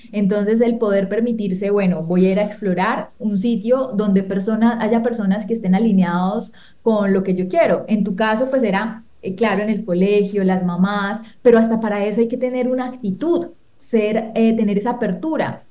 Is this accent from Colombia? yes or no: yes; Colombia; soy de Colombia